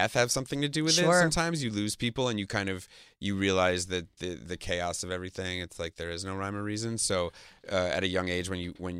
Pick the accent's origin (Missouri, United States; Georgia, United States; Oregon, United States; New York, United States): New York, United States; I'm a Jew. I'm from New York